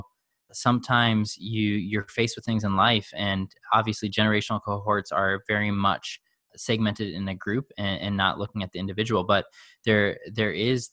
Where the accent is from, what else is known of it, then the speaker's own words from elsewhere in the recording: Chicago, Illinois, United States; I grew up in the suburbs of Chicago